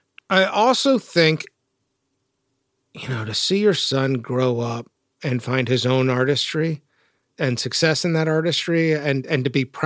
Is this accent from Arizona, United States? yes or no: no; Texas, United States; So I'm from North Texas, and I grew up just a few decades after the frontier was sort of settled.